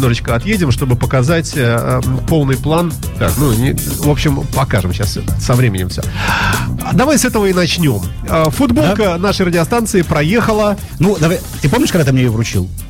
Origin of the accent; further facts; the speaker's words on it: Saint Petersburg, Russia; Я очень питерец